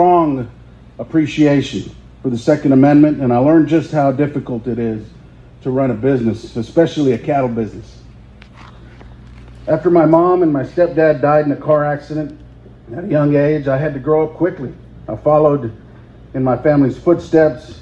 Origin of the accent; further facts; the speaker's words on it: South Texas, United States; Growing up in South Texas, I grew up among Democrats